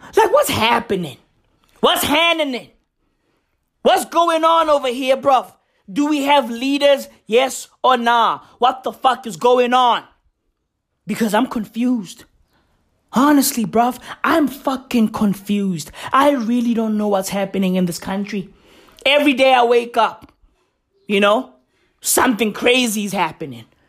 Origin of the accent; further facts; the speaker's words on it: Johannesburg, Gauteng, South Africa; I grew up in Johannesburg